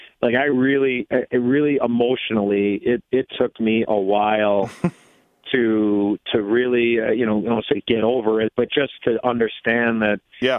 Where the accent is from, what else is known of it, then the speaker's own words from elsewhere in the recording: Chicago, Illinois, United States; I played against him as a growing up in Chicago